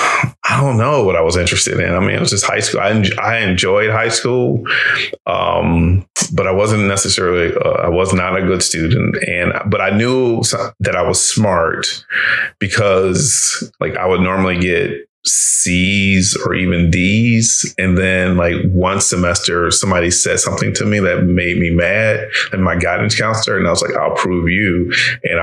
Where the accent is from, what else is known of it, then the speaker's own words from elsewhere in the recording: Reston, Virginia, United States; also born or lived in Detroit, Michigan; I ended up in my father's house and grew up there from 8 until I left